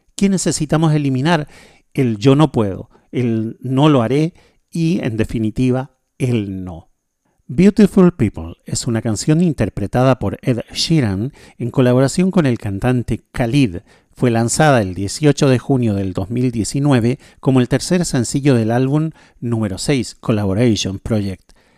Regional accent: Chile; now in Paraguay; yo vivo en Paraguay, soy chileno

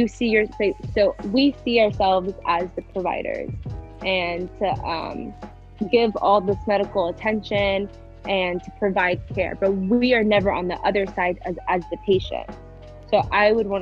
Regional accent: United States; our generation having to struggle with being the first generation Americans

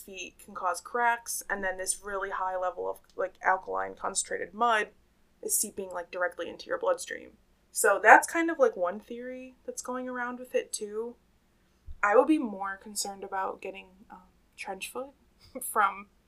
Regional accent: Pennsylvania, United States; I'm from Pennsylvania, I was raised pronouncing everything Appalachian and Appalachia.

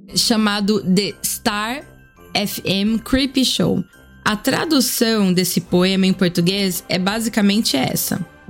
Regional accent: Brazil; now in Austria; Sou brasileira, importo e vendo cachaça desde 2017 na Europa

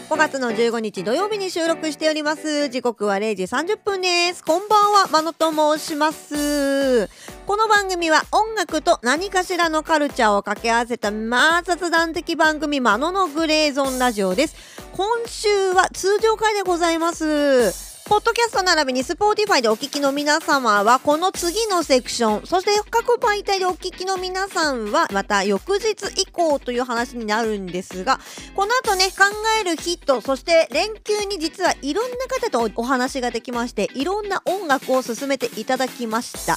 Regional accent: Ishikawa, Japan; 地元石川県の話

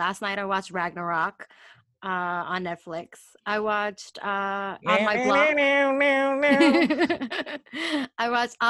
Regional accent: New York City, New York, United States; I'm a New Yorker from Queens

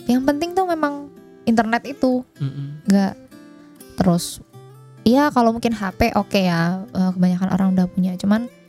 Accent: Indonesia; ya kan saya Jawa tuh, lain bapak

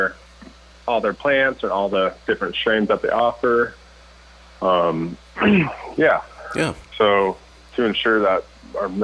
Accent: Colorado, United States; moved away as an adult; now in Oklahoma, United States; born and raised in Colorado

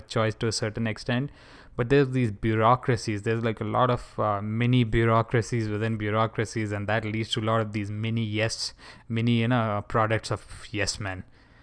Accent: India; moved away; my home country

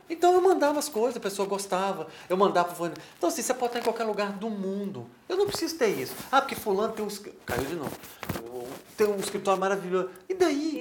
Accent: Minas Gerais, Brazil; A gente é mineiro, a gente é um pouco meio é, desconfiado, retraído um pouco

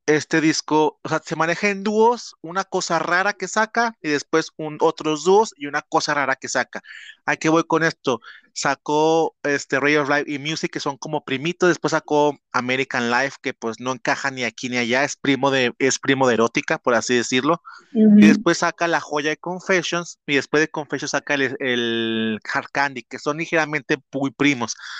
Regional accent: Mexico; born or raised there

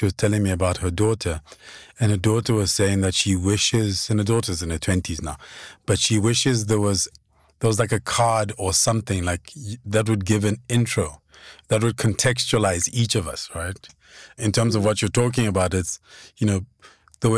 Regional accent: Lesotho; now in South Africa; growing up in Lesotho

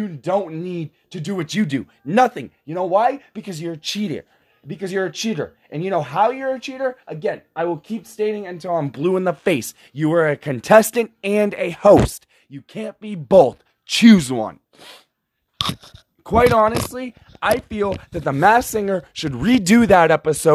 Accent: United States; we as American citizens

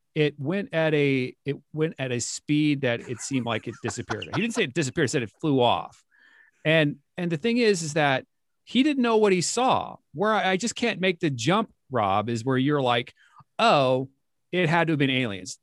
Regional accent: San Diego, California, United States; I grew up in San Diego

